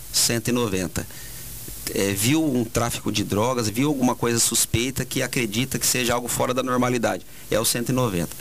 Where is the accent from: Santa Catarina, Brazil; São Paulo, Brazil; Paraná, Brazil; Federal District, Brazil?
Paraná, Brazil; Maringá; moved away as an adult; also born or lived in Cachoeirinha, Rio Grande do Sul; now in Parobé, Brazil; Eu venho do Paraná, da cidade de Maringá.